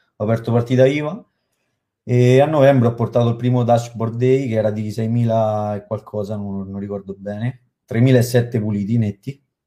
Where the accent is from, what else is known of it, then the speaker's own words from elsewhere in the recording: Latina, Lazio, Italy; Io sono di Latina